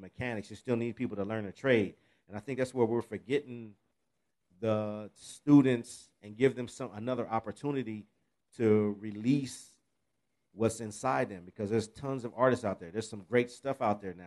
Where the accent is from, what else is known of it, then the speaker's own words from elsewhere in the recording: Pasadena, California, United States; I grew up in Pasadena and in L.A. area